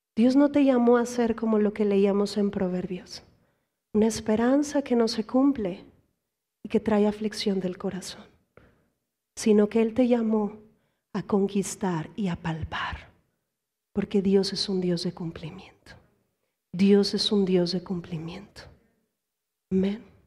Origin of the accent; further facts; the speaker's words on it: Mexico; Aquí como mexicanos